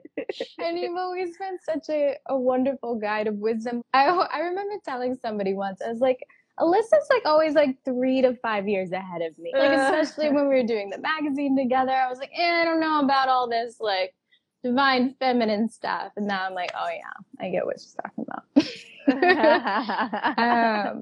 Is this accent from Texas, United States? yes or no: yes; Texas, United States; I'm from Texas. I grew up in a like conservative little bubble of that area